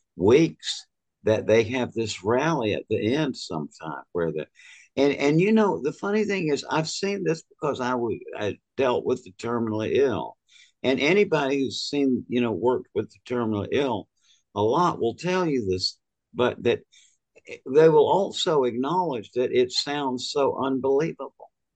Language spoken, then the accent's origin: English; Georgia, United States; I was from Georgia where I went to medical school.